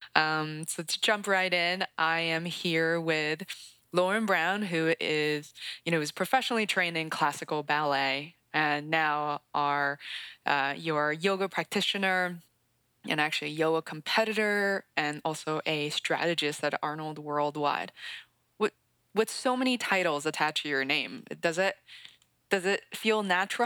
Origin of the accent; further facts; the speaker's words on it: Beijing, China; now in United States; I grew up in Beijing, China. I'd spent about half of my life. It's so funny, half of my life split between China and the US